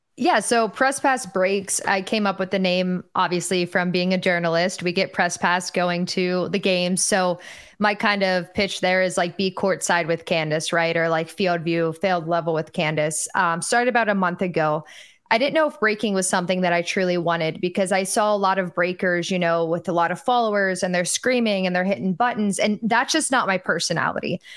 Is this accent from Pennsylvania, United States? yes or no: yes; Pittsburgh, Pennsylvania, United States; moved away as an adult; now in Tampa, United States; born and raised